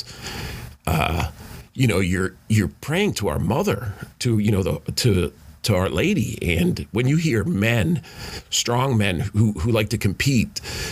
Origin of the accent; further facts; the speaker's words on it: New York, United States; moved away; I grew up in New York